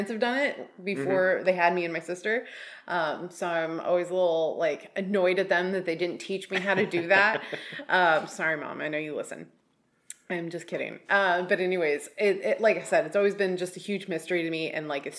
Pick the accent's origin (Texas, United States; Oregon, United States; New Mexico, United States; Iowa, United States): Oregon, United States; just south of Portland; Eric and I grew up in Oregon, just south of Portland